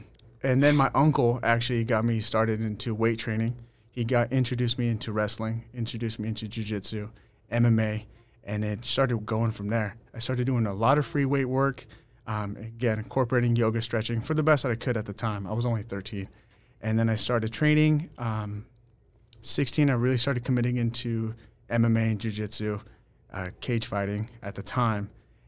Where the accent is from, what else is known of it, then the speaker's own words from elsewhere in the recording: Woodland, California, United States; So I grew up in Woodland on the countryside, and then my dad actually purchased a house up in Capay Valley, and I moved up there when I was probably 12 years old